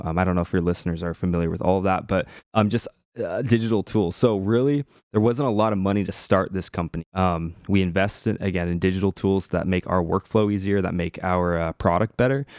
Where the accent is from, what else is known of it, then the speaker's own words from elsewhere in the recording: Portland, United States; I'm from the Portland area